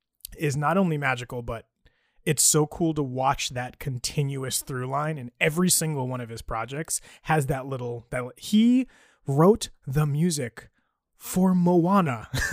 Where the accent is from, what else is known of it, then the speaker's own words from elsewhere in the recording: New York City, New York, United States; I grew up in Brooklyn next door around the same time that he did.